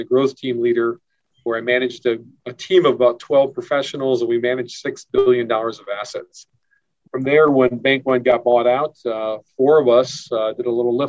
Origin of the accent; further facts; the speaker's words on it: Milwaukee, Wisconsin, United States; moved away as an adult; also born or lived in Michigan; now in Dayton, United States; Well, I grew up in Milwaukee, Wisconsin. I'm a little bit older than you, Trevor, but I'm a proud graduate of Pius XI High School.